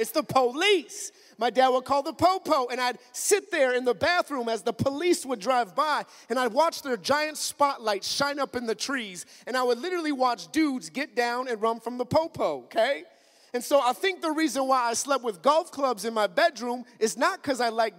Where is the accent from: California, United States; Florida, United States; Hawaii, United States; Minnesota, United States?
Minnesota, United States; I'm from Minnesota, up in the north